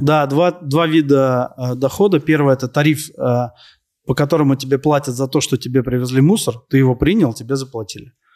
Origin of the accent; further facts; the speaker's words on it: Moscow, Russia; я родился, вырос э, в Москве